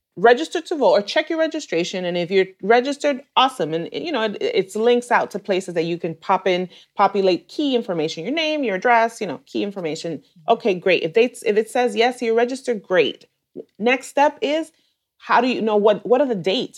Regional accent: New York City, New York, United States; I am Dominicana from New York City. I'm born and raised in New York, and I still live here.

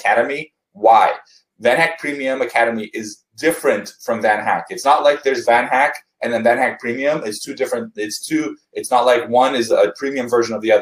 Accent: Canada; also born or lived in Vancouver; I'm Canadian

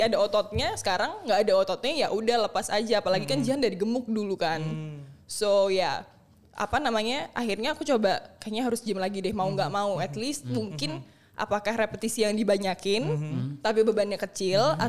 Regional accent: Indonesia; kamu asli mana? Indonesia

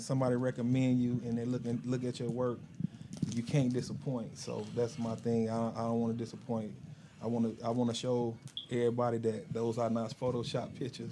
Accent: Chicago, Illinois, United States; moved away as an adult; also born or lived in Decatur, Illinois; two years old, I've been raised in Chicago

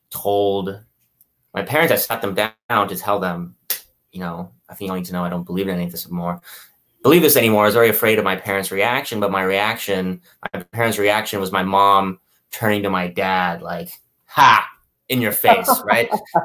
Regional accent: Houston, Texas, United States; born there; But yeah, I was born in Houston to parents.

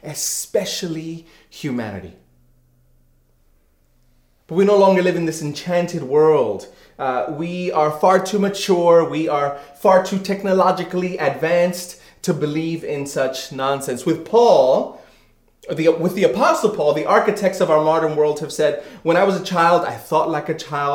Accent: New York City, New York, United States; moved away; I grew up in New York City

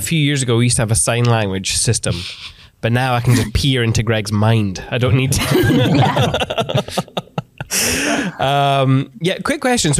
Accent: Scotland, United Kingdom; being Scottish

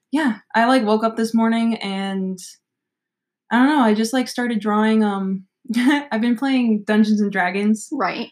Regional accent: Nashville, Tennessee, United States; moved away as an adult; I grew up in Nashville mm-hmm. until I graduated and came to college after high school

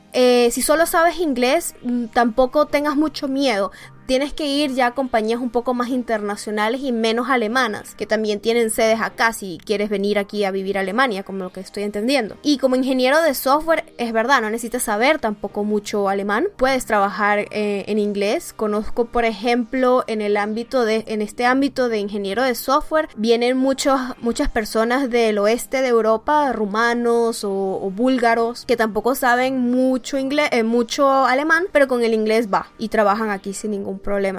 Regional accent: Mexico City, Mexico; soy de la Ciudad de México.

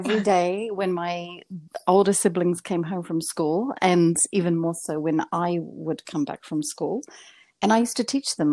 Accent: Invercargill, Southland, New Zealand; first language English; moved away as an adult; now in Montreal, Canada; my hometown, which was Invercargill in New Zealand.

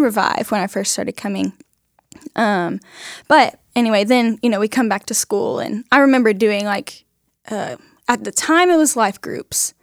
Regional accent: Huffman, Texas, United States; now in Nacogdoches, United States; I'm from Huffman, Texas

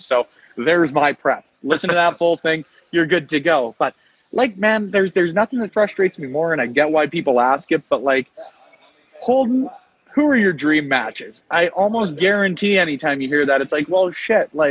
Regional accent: Edmonton, Alberta, Canada; I'm from Edmonton

